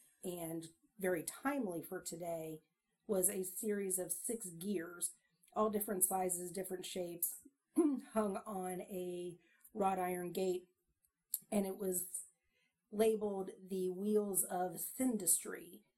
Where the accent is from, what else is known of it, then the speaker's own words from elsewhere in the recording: Canada; accent: Canadian; Sometimes my Canadian accent is Minnesota, but...